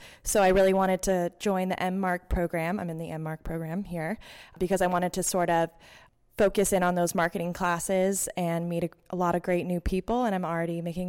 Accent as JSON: {"language": "English", "region": "Connecticut", "country": "United States", "said": "I'm from Connecticut."}